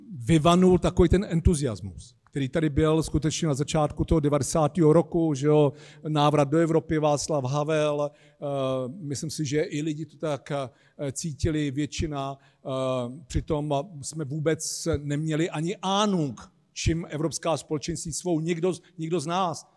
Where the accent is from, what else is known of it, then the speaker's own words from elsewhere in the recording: Czechia; my Češi